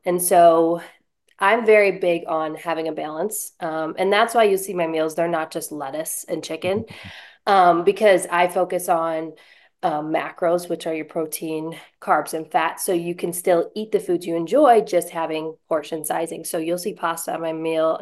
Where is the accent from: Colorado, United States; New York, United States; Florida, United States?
New York, United States; Buffalo; moved away as an adult; now in Lynchburg, United States; I'm originally from Buffalo, New York